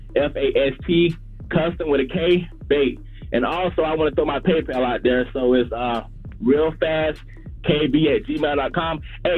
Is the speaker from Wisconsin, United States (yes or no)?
yes; Milwaukee, Wisconsin, United States; So I fished this kayak series tournament, and I'm from Milwaukee, man.